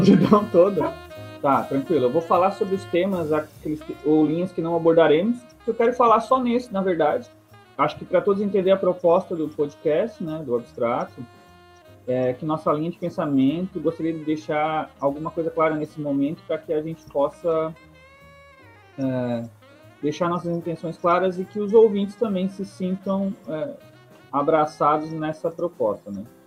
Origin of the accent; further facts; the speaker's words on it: Criciúma, Santa Catarina, Brazil; eu sou natural de Criciúma e moro aqui também, atualmente